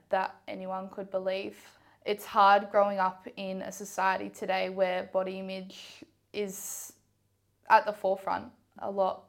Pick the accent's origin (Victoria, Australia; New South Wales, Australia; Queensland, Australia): Victoria, Australia; Ballarat; I grew up in Ballarat. I've been here my whole life.